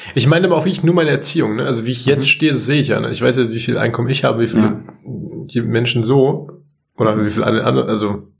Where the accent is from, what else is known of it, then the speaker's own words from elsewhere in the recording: Munich, Bavaria, Germany; ich komme aus München